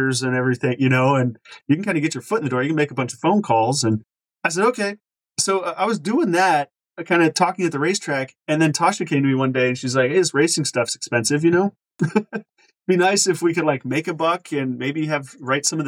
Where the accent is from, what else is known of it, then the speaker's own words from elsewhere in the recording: Kansas, United States; moved away; also born or lived in Oklahoma City, Oklahoma; That's our home state